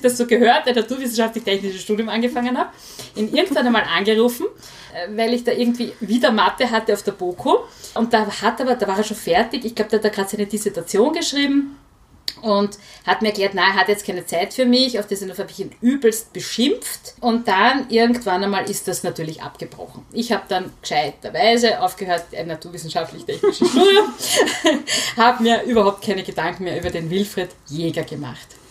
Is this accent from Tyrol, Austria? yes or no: no; Vienna, Austria; ich bin in Hütteldorf aufgewachsen